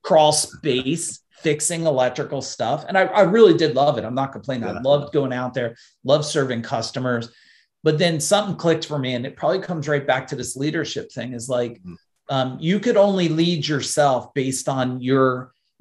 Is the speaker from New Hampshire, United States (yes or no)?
no; New Jersey, United States; I was born in New Jersey